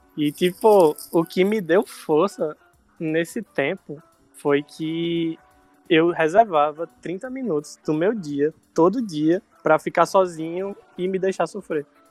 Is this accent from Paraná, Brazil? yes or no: no; Natal, Rio Grande do Norte, Brazil; accent: Nordestino; moved away as an adult; also born or lived in Curitiba; now in Recife, Brazil; eu sou do Natal, e em 2017 eu fui chamado para trabalhar em Curitiba